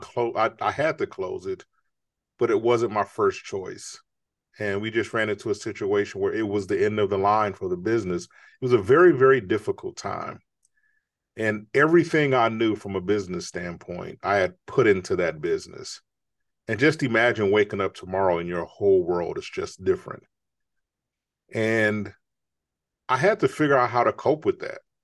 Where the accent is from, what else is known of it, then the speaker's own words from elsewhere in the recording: Chicago, Illinois, United States; I grew up in Chicago